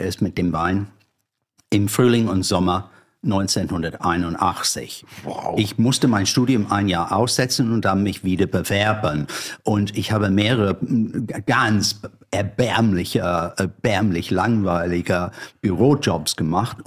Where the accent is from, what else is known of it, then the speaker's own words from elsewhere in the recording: London, United Kingdom; German is a second language; moved away as an adult; now in Germany; ich stamme aus einer langweil grüner, aber langweiliger Vorort von London. Auf der falschen Seite, der Südostseite.